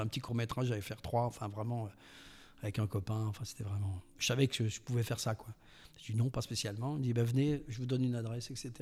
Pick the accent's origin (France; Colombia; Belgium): France; Mimizan, Nouvelle-Aquitaine; je suis né au, je suis né à Mimisan